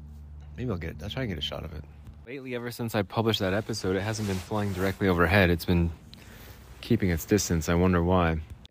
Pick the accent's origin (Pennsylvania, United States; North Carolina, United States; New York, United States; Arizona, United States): Arizona, United States; I grew up in Arizona. We'd always ride our bikes in the alleys and mess around in the alleys.